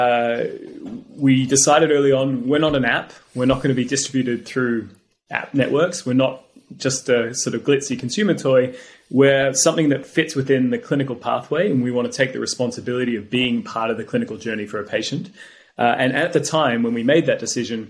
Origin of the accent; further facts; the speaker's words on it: Australia; now in United Kingdom; I grew up in Australia